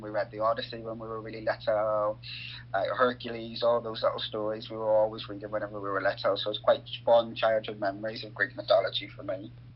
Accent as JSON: {"language": "English", "region": "Northern Ireland", "country": "United Kingdom", "tie": "born or raised there", "moved": "as an adult", "lives_now": "Nottingham, United Kingdom", "said": "I grew up in Northern Ireland, so politics was always very contentious"}